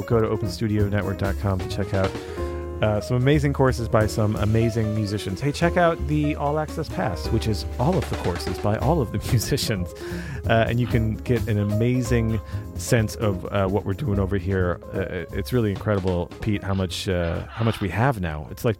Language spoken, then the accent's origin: English; Italy; I'm from Italy.